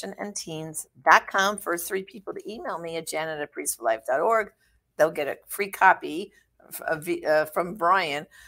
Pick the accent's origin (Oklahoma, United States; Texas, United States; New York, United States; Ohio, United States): New York, United States; New York City; I'm from Brooklyn